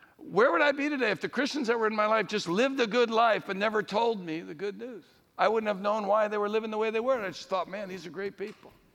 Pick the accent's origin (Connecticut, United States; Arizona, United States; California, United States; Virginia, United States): Connecticut, United States; Connecticut, my home state